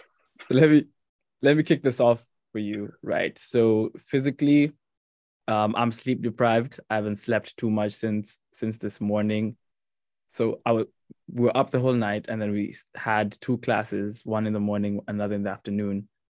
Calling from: Mauritius; also born or lived in New Jersey; I'm calling from Mauritius.

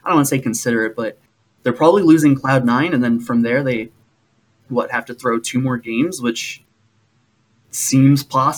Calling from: St. Louis, Missouri, United States; I am calling from St. Louis.

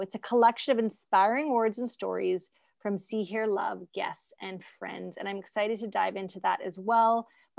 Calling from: British Columbia, Canada; I'm actually coming from the West Coast. So think like 3 hours north of Seattle.

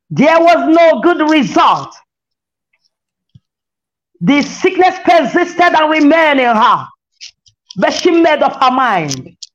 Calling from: Lagos, Nigeria; As I'm reaching you from Lagos, Nigeria, as many that hear my voice

